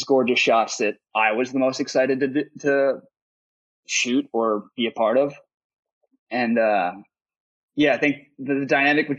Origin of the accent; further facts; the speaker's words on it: United States; as an American